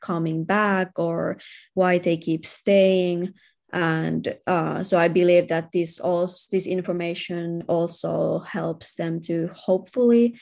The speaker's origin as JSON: {"language": "English", "country": "Finland", "said": "I'm from Finland, where we have very high rates of domestic violence"}